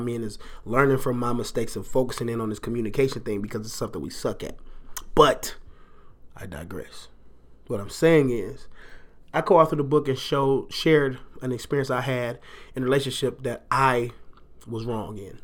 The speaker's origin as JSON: {"language": "English", "town": "Detroit", "region": "Michigan", "country": "United States", "tie": "born or raised there", "said": "I am a Detroiter. I was born in Detroit. I've lived in Detroit."}